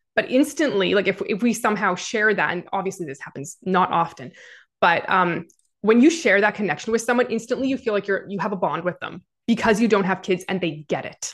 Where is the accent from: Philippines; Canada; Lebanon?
Canada; Even as a Canadian